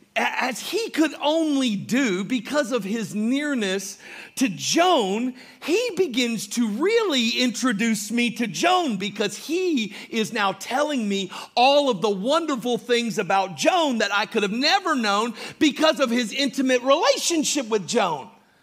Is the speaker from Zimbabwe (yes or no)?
no; Mulberry, Florida, United States; accent: Southern; I'm from the South. I speak a special kind of English. It has Mulberry influences, okay? I grew up in this little town called Mulberry.